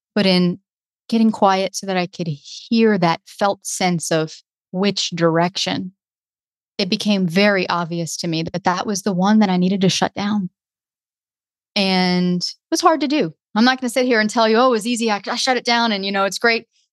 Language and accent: English; the South, United States; I was from the South